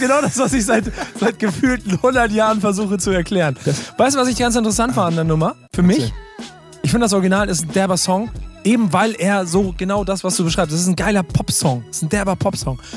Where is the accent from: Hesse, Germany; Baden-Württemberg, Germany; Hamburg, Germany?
Hamburg, Germany; Ey, wir sind Hamburger